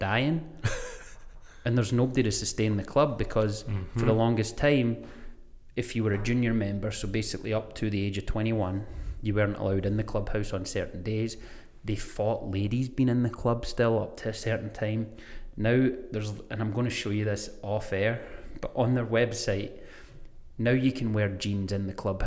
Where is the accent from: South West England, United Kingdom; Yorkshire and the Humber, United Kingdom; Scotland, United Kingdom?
Scotland, United Kingdom; Greenock / Gourock, Inverclyde; now in Spokane, United States; There's two golf clubs in my hometown. One's called Greenock Golf Club, one's called Gourock Golf Club